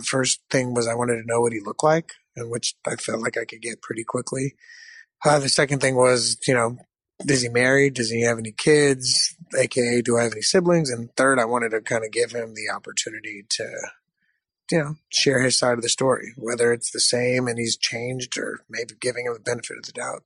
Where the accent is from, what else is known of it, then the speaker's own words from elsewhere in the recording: Michigan, United States; moved away; I, I, was born in Michigan